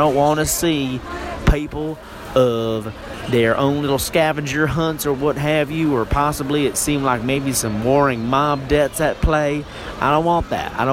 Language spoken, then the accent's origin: English; the South, United States; now in Southern California, United States; Now, I moved up here from the South, uh, the, the, the miscellaneous South.